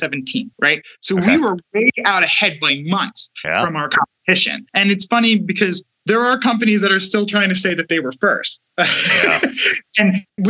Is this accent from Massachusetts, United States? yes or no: no; New York City, New York, United States; We're from New York. We're from Brooklyn, New York